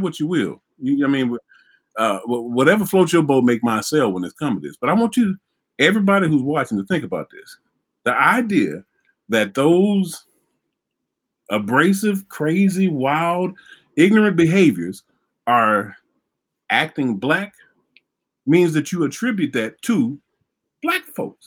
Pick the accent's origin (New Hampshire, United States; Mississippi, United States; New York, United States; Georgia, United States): Mississippi, United States; Vicksburg; I grew up in Vicksburg, Mississippi.